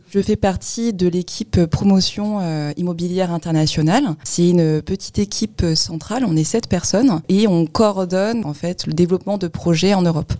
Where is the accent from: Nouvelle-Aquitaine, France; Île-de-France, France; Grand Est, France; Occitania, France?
Île-de-France, France; Créteil; je suis euh, d'origine sino-cambodgienne, donc un peu plus lointain, et je suis née sinon à Créteil.